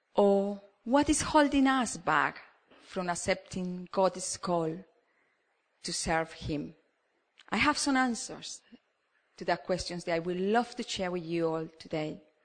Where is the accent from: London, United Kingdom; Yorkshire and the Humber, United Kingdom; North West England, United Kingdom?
Yorkshire and the Humber, United Kingdom; now in Cambridge, United Kingdom; me as a Yorkshireman